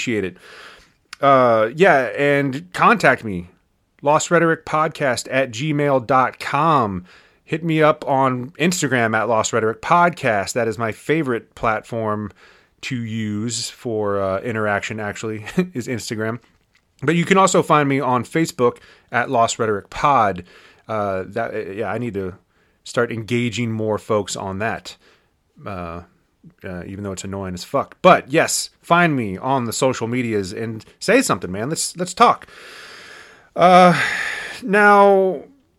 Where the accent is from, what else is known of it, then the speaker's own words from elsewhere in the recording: Winchester, Virginia, United States; our hometown of Winchester, Virginia